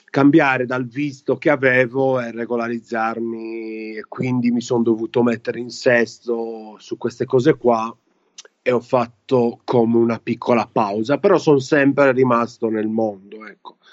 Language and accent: Italian; Italy; moved away; italiani che stanno fuori, me compreso